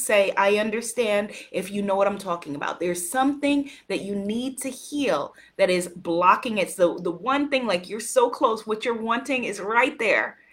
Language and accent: English; United States; also born or lived in Guyana; I'm an American